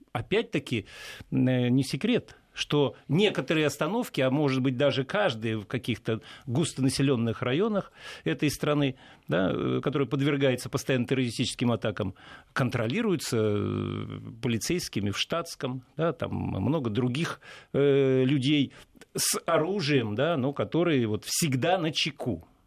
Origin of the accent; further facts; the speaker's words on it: Saint Petersburg, Russia; воспринимаю как петербуржец